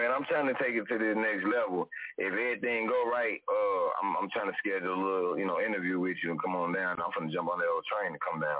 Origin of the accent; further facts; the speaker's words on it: St. Louis, Missouri, United States; I'm from St. Louis, for y'all that don't know. You know, right next to Chicago.